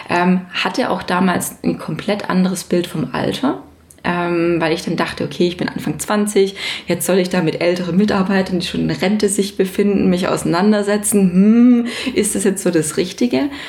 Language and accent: German; Mundelsheim, Baden-Württemberg, Germany; Ich komme aus der Nähe von Stuttgart, genauer gesagt aus einem wirklich schönen Weindorf äh, in also Mundelsheim.